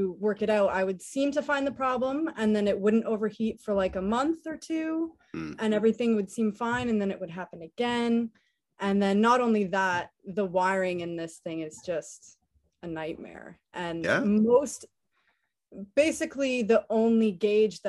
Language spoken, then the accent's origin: English; Canada; moved away as an adult; now in Stuart, United States; me being a Canadian